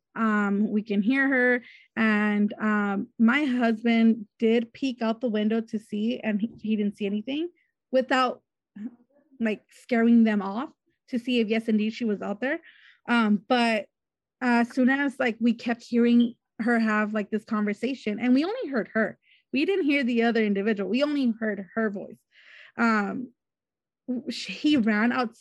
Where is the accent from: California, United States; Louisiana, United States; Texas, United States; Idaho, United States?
California, United States; Wilmington; I'm from Wilmington, California